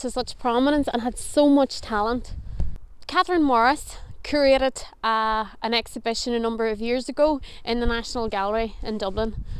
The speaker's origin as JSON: {"language": "English", "town": "Fintona", "region": "Northern Ireland", "country": "United Kingdom", "tie": "born or raised there", "also_born_or_lived": "Omagh", "said": "I'll always say that I'm from Fintana. I was born and reared in Fintana. My dad's from Trillick, a different area. We all grew up in Oma, but I'm essentially from Fintana"}